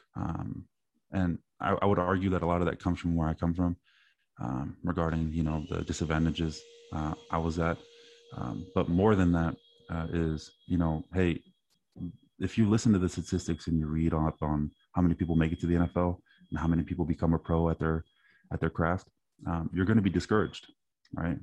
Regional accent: East Palo Alto, California, United States; one of my neighbors growing up in East Palto

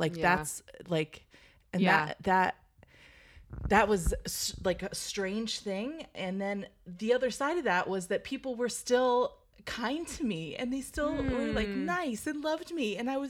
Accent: Redlands, California, United States; born or raised there

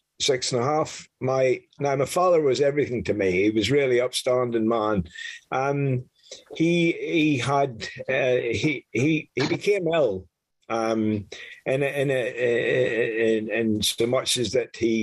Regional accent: Northern Ireland, United Kingdom; now in France; I was born in Northern Ireland in the early 50s

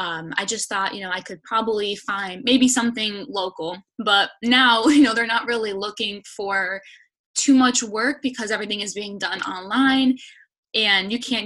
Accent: Hamden, Connecticut, United States; I'm from Hamden, Connecticut. So I'm currently in Connecticut. I'm living at home, currently with my dog

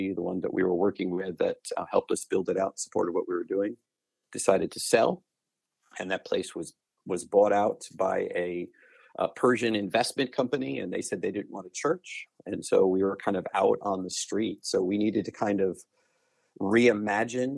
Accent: Long Island, just outside of Queens, New York, United States; also born or lived in Chattanooga, Tennessee; now in Dallas, United States; I was born and raised just outside of Queens on Long Island

